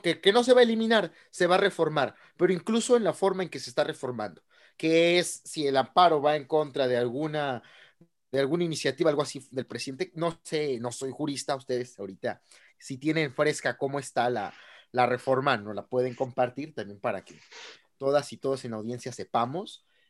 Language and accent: Spanish; Guanajuato, Mexico; donde soy, de Guanajuato